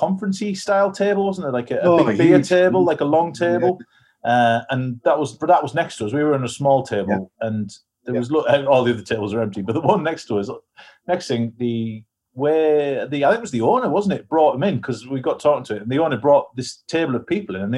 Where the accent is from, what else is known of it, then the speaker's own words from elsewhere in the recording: England, United Kingdom; from England